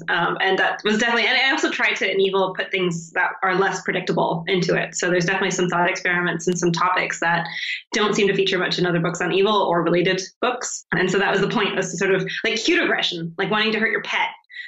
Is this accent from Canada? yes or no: yes; Canada; I'm from Canada.